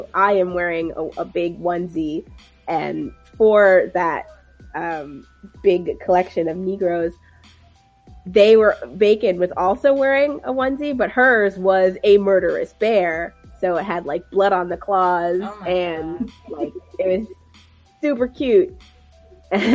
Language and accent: English; Jamaica; as a Jamaican